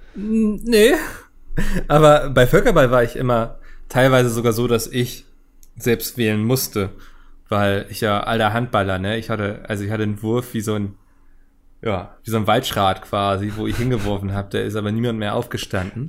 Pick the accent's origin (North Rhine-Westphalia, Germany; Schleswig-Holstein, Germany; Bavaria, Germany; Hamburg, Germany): Hamburg, Germany; bin ja Hamburger.